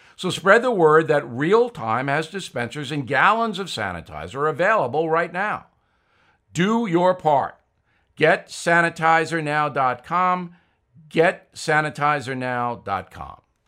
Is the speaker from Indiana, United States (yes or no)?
no; Levittown, New York, United States; my home growing up in Levittown, New York